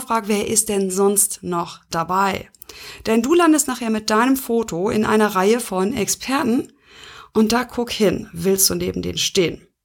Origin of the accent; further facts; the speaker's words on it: Schleswig-Holstein, Germany; bei uns in Schleswig-Holstein